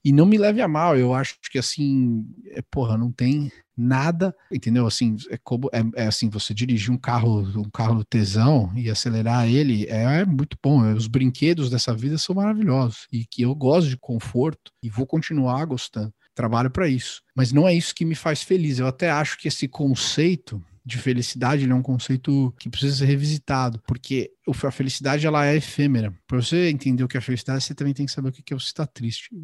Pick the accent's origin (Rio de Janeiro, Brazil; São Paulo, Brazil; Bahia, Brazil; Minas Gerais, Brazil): São Paulo, Brazil; moved away as an adult; now in Miami, United States; eu cresci, nasci no Ipiranga, depois eu me mudei para o Paraíso